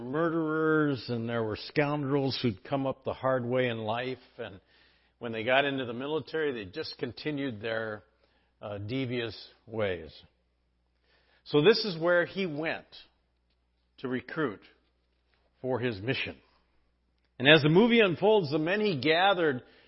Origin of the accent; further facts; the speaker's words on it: San Diego, California, United States; When I was in junior high growing up in San Diego